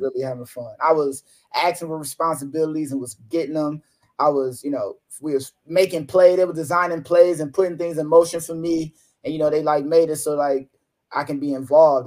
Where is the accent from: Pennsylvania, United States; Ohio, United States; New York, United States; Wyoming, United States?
Ohio, United States; Toledo; moved away as an adult; my hometown, Toledo, Ohio